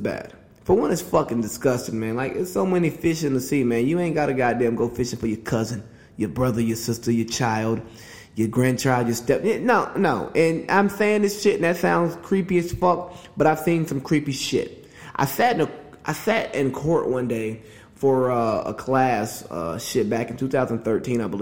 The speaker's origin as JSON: {"language": "English", "region": "Georgia", "country": "United States", "tie": "born or raised there", "said": "my home state, Georgia."}